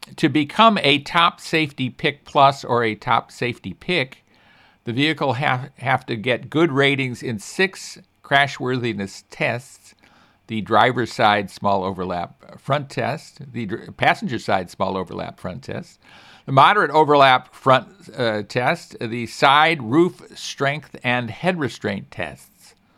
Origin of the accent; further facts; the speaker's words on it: Chicago, Illinois, United States; moved away; I grew up in Chicago with below zero weather frequently